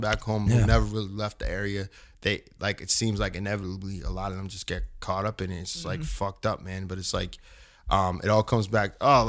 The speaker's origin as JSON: {"language": "English", "region": "Southwest New Hampshire", "country": "United States", "moved": "yes", "said": "I'm from Southwest New Hampshire."}